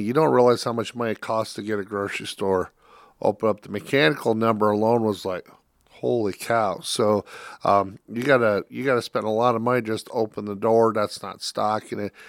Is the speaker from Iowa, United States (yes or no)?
yes; Iowa, United States; I grew up in Iowa